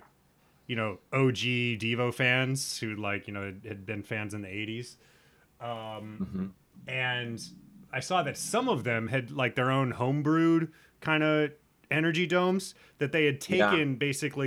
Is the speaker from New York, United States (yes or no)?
no; Nebraska, United States; moved away; I'm from the Midwest. I'm from Nebraska.